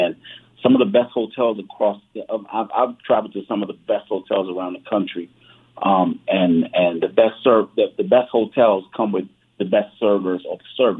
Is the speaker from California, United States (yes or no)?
no; New York, United States; born there; My background is I was born in New York, but went to Rutgers University in New Jersey.